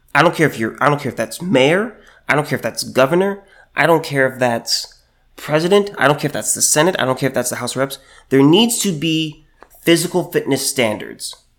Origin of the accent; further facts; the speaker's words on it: California, United States; moved away as an adult; until I moved away from California and moved here